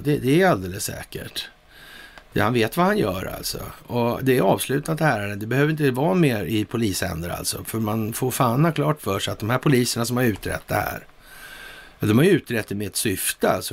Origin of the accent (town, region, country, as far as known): Sweden